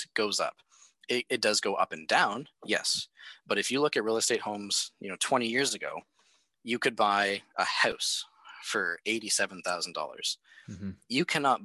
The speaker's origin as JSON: {"language": "English", "area": "near the Bruce Power nuclear site", "region": "Ontario", "country": "Canada", "tie": "born or raised there", "said": "we have the Bruce Power Nuclear Center very close to my hometown"}